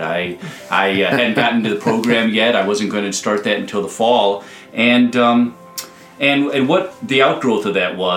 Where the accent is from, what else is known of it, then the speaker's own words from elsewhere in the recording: Hoffman Estates, Illinois, United States; also born or lived in Iowa City; I'm from Hoffman Estates